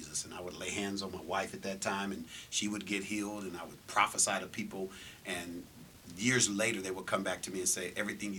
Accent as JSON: {"language": "English", "town": "Los Angeles", "region": "California", "country": "United States", "tie": "born or raised there", "also_born_or_lived": "Santa Ana, California / Seattle, Washington", "moved": "as an adult", "lives_now": "Las Vegas, United States", "said": "Hometown, I was born in Orange County, California, Santa Ana. Raised in L.A. From Orange County to Seattle, from Seattle back to California, but we were raised in L.A., South Central. And I reside now, 25 years, here in Las Vegas, Nevada."}